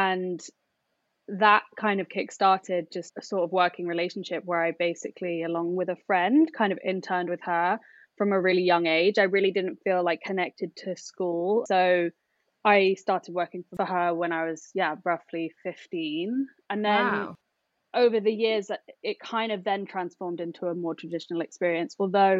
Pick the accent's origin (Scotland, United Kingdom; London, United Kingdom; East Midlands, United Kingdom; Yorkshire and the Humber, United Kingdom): London, United Kingdom; I would describe myself as half Chinese, half British and a Londoner.